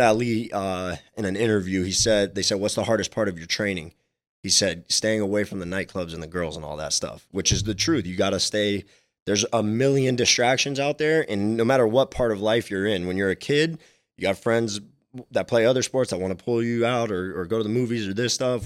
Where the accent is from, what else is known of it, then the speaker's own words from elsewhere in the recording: Miami, Florida, United States; I was super young and I was growing up in Miami